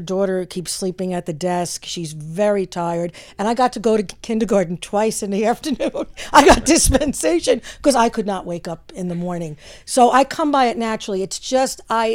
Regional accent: Yonkers, New York, United States; also born or lived in Bronx, New York; now in New Fairfield, United States; I was born in the Bronx, raised in Yonkers, but now I live in Connecticut

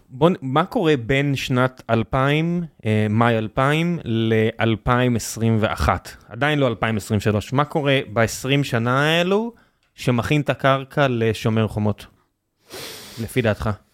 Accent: Beersheba, Southern District, Israel; moved away; אני באר שבעי

